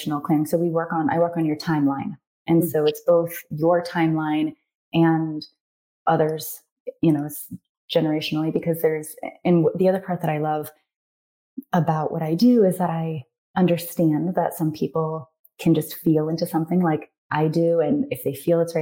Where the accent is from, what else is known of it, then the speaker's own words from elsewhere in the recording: North Carolina, United States; moved away as an adult; also born or lived in Japan; now in Arizona, United States; I'm from North Carolina